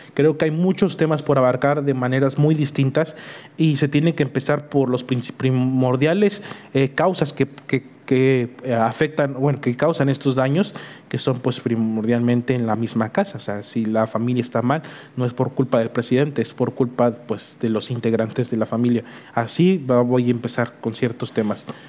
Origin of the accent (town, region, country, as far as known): Mexico